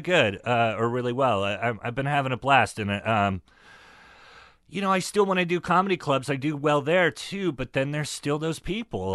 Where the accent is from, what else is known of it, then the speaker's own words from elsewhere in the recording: Northern California, United States; also born or lived in San Francisco; I come from Northern California